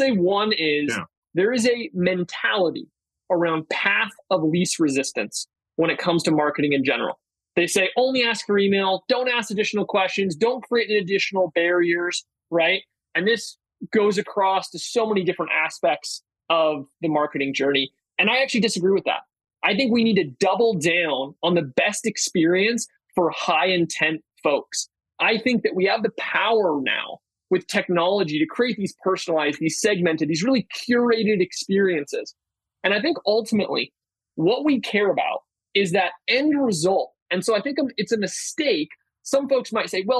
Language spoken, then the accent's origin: English; Berkeley, California, United States; I am from Berkeley